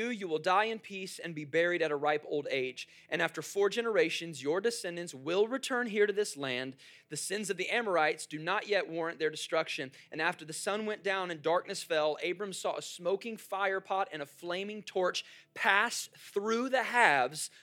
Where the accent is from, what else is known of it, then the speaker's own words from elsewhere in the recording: Jacksonville, Florida, United States; moved away; I come from Jacksonville, so we have the Jaguars.